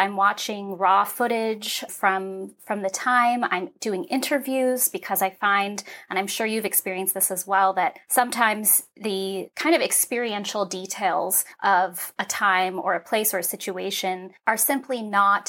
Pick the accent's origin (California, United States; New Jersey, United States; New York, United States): California, United States; San Francisco; I was a ballet dancer and I grew up in San Francisco